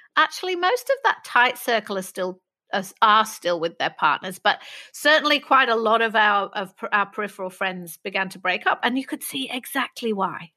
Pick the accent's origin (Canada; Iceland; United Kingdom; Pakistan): United Kingdom; Manchester, North West England; I grew up in Manchester